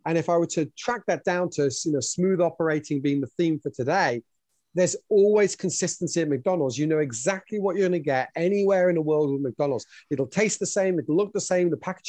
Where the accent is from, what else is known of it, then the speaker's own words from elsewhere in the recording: Switzerland; also born or lived in United Kingdom / France / New South Wales, Australia; now in New Zealand; as you can probably tell from my accent, I was born in the UK, English heritage, but raised in Switzerland and France. Then lived in New South Wales for 4 years in Australia before, having married a Kiwi, moving to New Zealand to raise our children